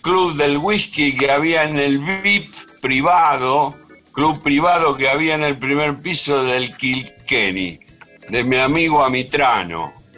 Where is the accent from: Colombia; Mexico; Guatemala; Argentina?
Argentina; Ranelagh, Buenos Aires Province; Yo soy nacido en Capital, sí. Pero cuando era un niño vine a vivir acá a Ranelagh, o sea que tengo una parte de mi infancia